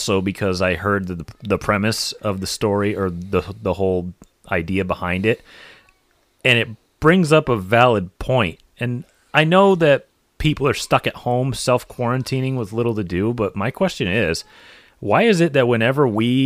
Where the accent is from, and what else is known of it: Connecticut, United States; born or raised there